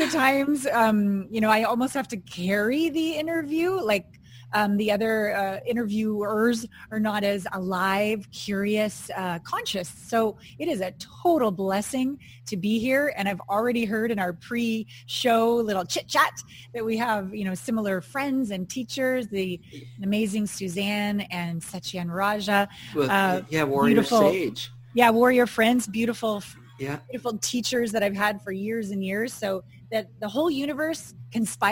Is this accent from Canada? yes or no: yes; Kamloops, British Columbia, Canada; born or raised there; moved away as an adult; also born or lived in New Westminster, British Columbia / Los Angeles / Japan / New York City